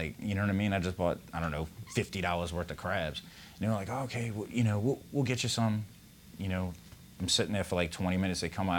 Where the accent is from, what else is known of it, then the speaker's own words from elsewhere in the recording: New Orleans, Louisiana, United States; I grew up in New Orleans East.